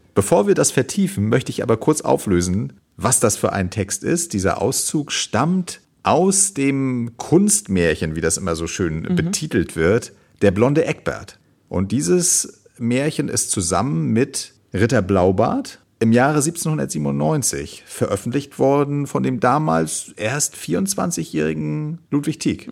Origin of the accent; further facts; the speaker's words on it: Germany; hier bei uns in Deutschland